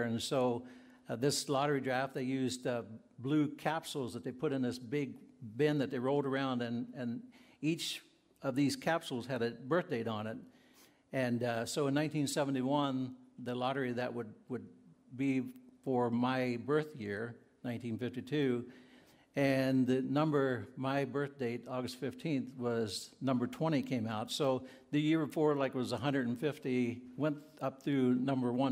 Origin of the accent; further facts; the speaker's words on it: Virginia, United States; moved away; as a young boy growing up in Virginia, I attended Bethel Mennonite Church